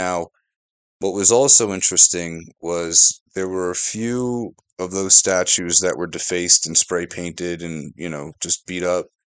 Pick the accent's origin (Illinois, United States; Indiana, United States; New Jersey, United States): New Jersey, United States; I said, I'm from New Jersey.